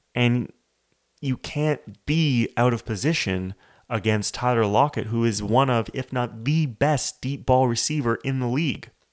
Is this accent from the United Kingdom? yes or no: no; Canada